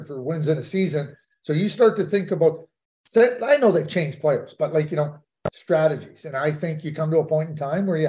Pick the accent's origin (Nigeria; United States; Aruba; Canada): Canada; Montreal, Quebec; growing up in Montreal, being in the Forum lots